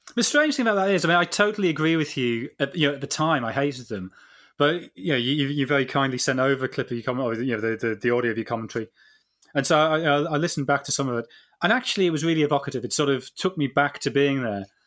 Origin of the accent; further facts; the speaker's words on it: England, United Kingdom; we're, we're English